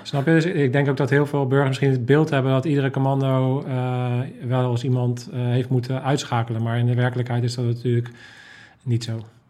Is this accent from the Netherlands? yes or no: yes; Netherlands